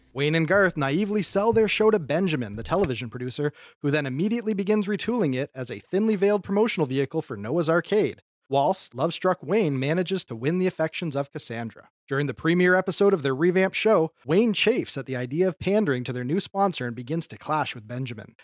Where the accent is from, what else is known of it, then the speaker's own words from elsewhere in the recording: Windsor, Ontario, Canada; I am from Windsor, Ontario, Canada, which is a suburb of Detroit, Michigan.